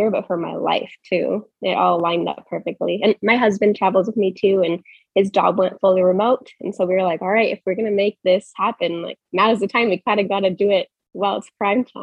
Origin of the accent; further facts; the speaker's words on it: Portland, Oregon, United States; moved away as an adult; also born or lived in Arizona; I'm kind of a nomad of sorts right now. Um, so I grew up in Portland. I did all my education in Arizona. And since then, I've been a travel nurse